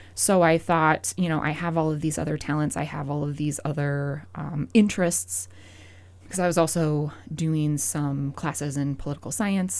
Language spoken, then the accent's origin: English; Fairfield, Montana, United States; also born or lived in Missoula, Montana; now in Great Falls, United States; was born and raised a, around in this area. I'm from Fairfield